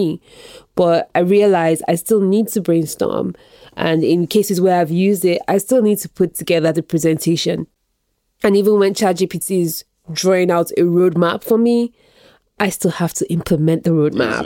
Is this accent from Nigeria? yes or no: yes; Nigeria; moved away; I grew up in Nigeria.